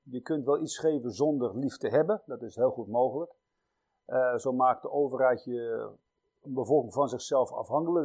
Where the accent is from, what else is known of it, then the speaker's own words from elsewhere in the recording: Netherlands; als Nederlanders